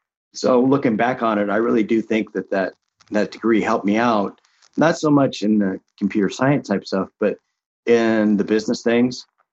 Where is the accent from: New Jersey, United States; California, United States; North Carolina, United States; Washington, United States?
Washington, United States; Seattle; And I grew up in the Seattle area, so I wasn't too far from Microsoft.